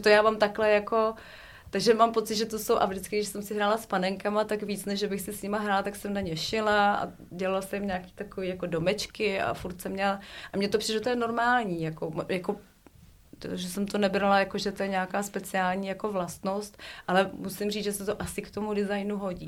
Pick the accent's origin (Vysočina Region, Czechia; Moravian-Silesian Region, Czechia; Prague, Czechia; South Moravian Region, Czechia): Prague, Czechia; já jsem narozená v Praze a miluju té trojky, ty tramvaje od dětství